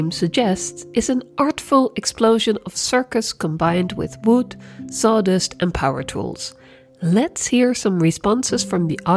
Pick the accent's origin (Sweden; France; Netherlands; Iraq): Sweden; I'm also from Sweden and a partner acrobat